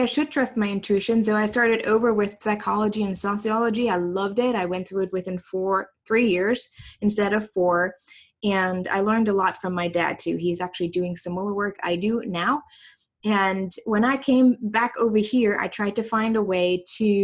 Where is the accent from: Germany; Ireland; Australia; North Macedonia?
Germany; East Germany; English is a second language; moved away as an adult; now in United States; I grew up in East Germany, so that was the former DDR